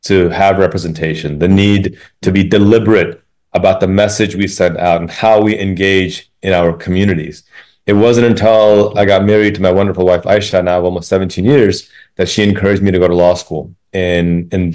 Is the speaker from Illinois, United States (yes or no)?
yes; Chicago, Illinois, United States; the mosque I attended on the south side of Chicago, 40th South Wabash on 45th and State